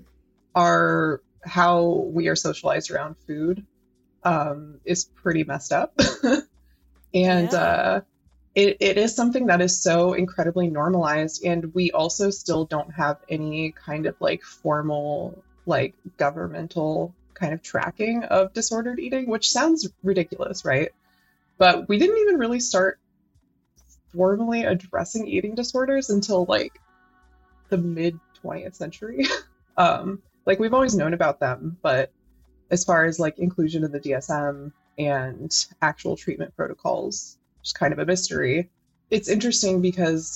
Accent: United States; I'm American and live in the US

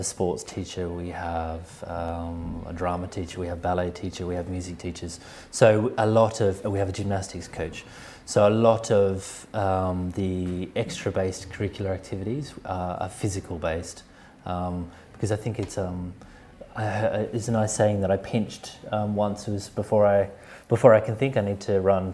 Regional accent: Australia; also born or lived in Sweden; now in London, United Kingdom; where I grew up in Australia

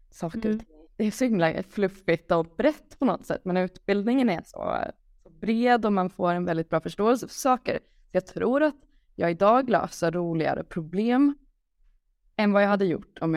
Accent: Lund, Skåne, Sweden; Jag är uppvuxen i Lund

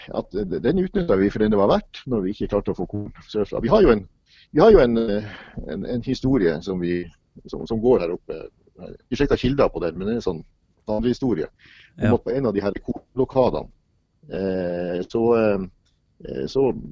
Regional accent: Sortland, Nordland, Norway; fra den bygda i Nordland som, der jeg vokste opp

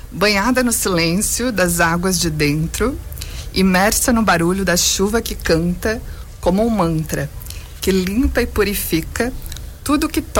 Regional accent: Joinville, Santa Catarina, Brazil; o primeiro lançamento aqui em Joinville, que é minha terra natal.

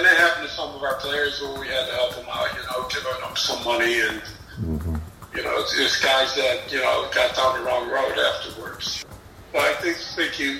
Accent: Buffalo, New York, United States; I'm from Buffalo, we did that in the early 90s here in Buffalo

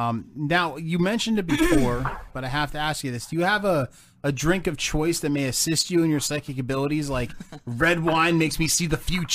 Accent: New Jersey, United States; growing up in Jersey.

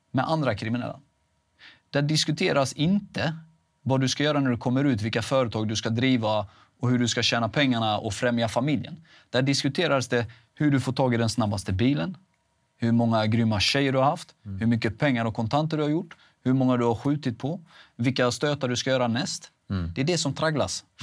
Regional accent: Halmstad, Halland County, Sweden; där jag kommer ifrån, Halmstad, Rova, eh, Laholm, det är väldigt litet.

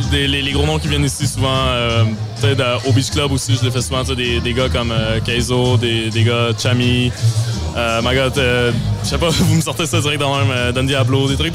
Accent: Beauce, Quebec, Canada; now in Quebec City, Canada; Je viens de la Beauce, originellement, mais oui, maintenant, j'habite à Québec.

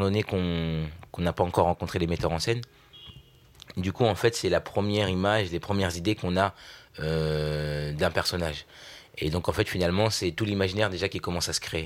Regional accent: Vernon, Normandy, France; Je suis né à Vernon, en Normandie

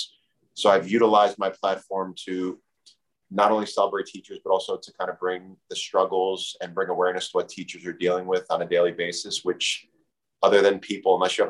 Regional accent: Union, New Jersey, United States; I grew up in Union

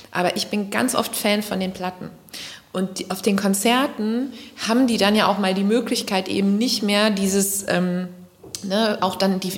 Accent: North Rhine-Westphalia, Germany; accent: Kölsch; Für mich ist das einfach Musik in meiner Muttersprache. Und die ist halt eben nicht nur Hochdeutsch, sondern die ist auch Kölsch.

